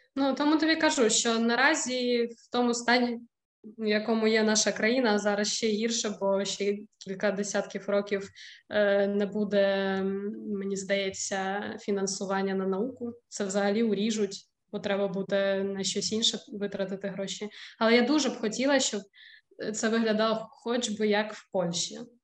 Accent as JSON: {"language": "Ukrainian", "country": "Ukraine", "moved": "as an adult", "lives_now": "Wrocław, Poland"}